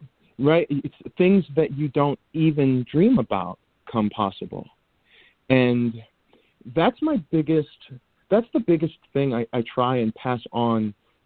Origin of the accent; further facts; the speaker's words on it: Detroit, Michigan, United States; I'm from Detroit. My mom taught public school English in the heart of Detroit. We grew up poor